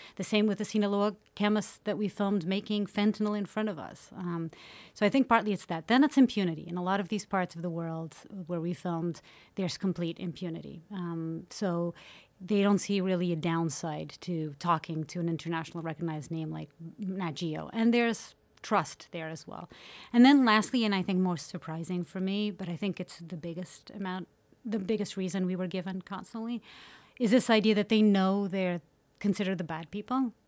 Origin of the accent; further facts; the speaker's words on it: Portugal; growing up in Portugal.